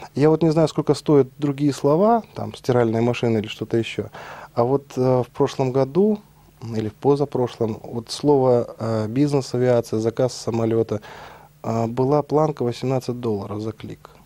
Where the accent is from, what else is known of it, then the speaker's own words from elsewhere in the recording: Almaty, Kazakhstan; moved away as an adult; also born or lived in Kyiv, Ukraine; Родился я в Алмате, далеко отсюда, в Казахстане, в 73 году. Ну, там же учился, закончил школу